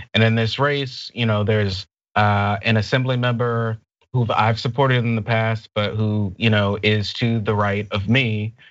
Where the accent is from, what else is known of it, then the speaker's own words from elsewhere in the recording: United States; also born or lived in Alabama / Florida; now in Culver City, United States; where I was born and where I grew up in Alabama and Florida